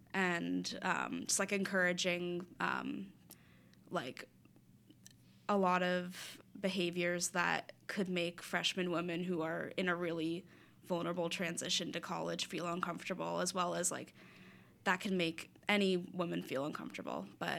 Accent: South Florida, United States; moved away as an adult; now in Philadelphia, United States; I'm from South Florida

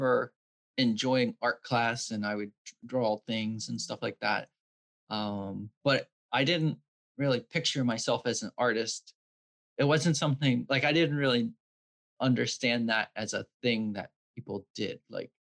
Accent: Vineland, New Jersey, United States; also born or lived in Bridgeton, New Jersey; I grew up in Vineland

